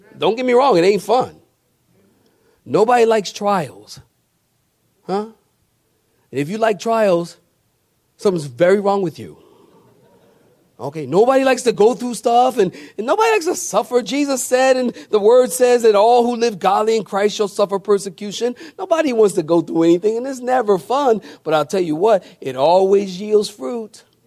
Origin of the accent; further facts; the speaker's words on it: Philadelphia, Pennsylvania, United States; I'm from Philadelphia. And when I was growing up, you know, we, they had gangs everywhere in the city